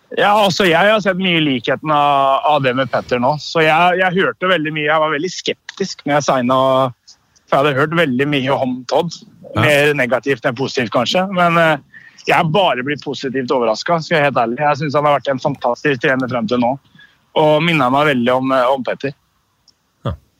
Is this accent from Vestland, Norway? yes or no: no; Østfold, Norway; moved away as an adult; now in Stavanger, Norway; hjemme i Østfold